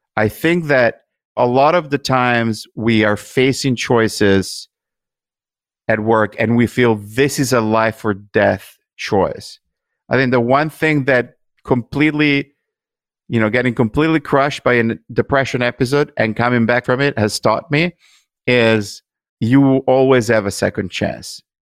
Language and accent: English; Italy; moved away; growing up in Italy